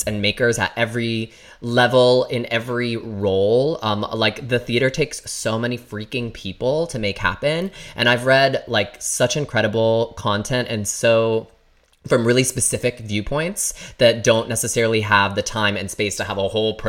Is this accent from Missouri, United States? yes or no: no; Michigan, United States; I grew up in Michigan